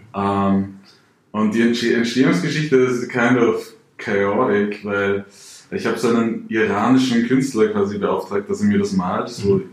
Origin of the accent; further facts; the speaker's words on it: Salzburg, Austria; ich bin aus Salzburg direkt Grenze zu Deutschland